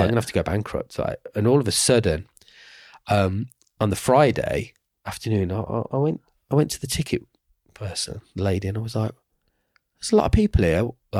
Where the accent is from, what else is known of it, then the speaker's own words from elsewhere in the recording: Birmingham, West Midlands, United Kingdom; Not because I'm from Birmingham